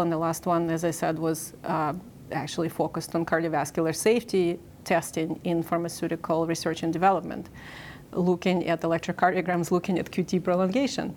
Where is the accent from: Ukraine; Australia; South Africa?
Ukraine; moved away as an adult; now in United States; I'm originally in Ukraine. I grew up in the Soviet Union.